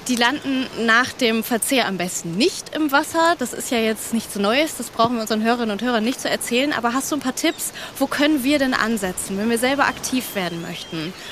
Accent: Northern Germany, Germany; Es nieselt ordentlich, aber wir als Norddeutsche, ne, es gibt ja kein schlechtes Wetter, nur schlechte Kleidung.

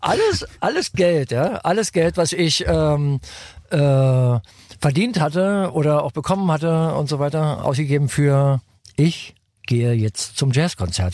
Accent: Berlin, Germany; In der Nähe vom äh, Rathaus Spandau.

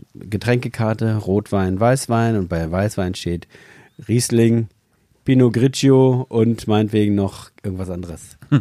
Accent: Empelde, Lower Saxony, Germany; Ich bin ja in der Fleischerei schon aufgewachsen.

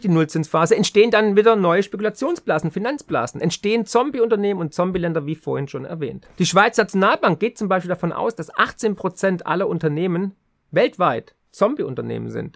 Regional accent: Swabia, Germany; für mich als Schwabe

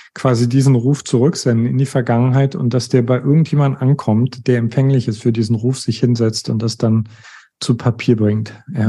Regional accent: East Germany, Germany; Ich komme aus einem atheistischen Haus. Äh, ich komme aus Ostdeutschland

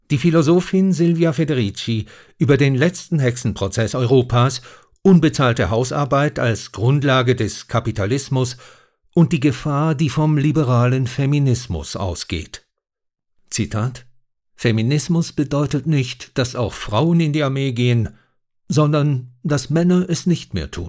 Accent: Switzerland; in der Annahme, dass ich als Schweizer Experte für die Schweiz sei

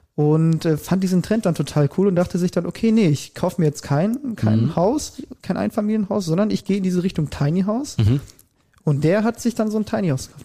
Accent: Germany; bei uns in Deutschland

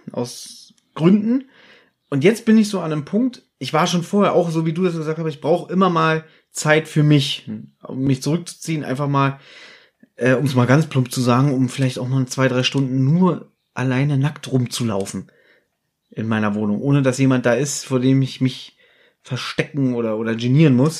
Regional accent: Berlin, Germany; Ich bin in Berlin geboren und äh, bin hier allein in dieser großen Stadt

